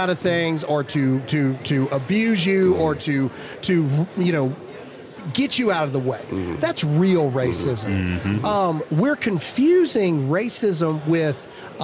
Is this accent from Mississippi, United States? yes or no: yes; rural Mississippi, United States; a white dude who grew up in rural Mississippi